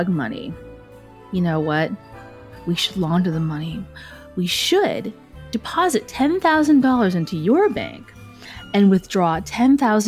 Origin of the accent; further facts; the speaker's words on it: Willowbrook, Illinois, United States; moved away as an adult; also born or lived in Chicago / Las Vegas; I was raised in Willowbrook, Illinois, and I finally got to the big city, Chicago